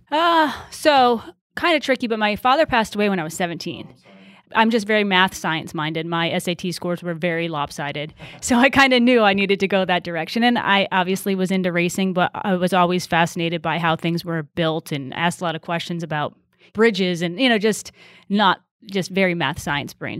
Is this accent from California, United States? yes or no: no; Wilbraham, Massachusetts, United States; moved away as an adult; also born or lived in North Carolina; I grew up in Wilbraham, Massachusetts, which is a small town out s, in, in Western Mass.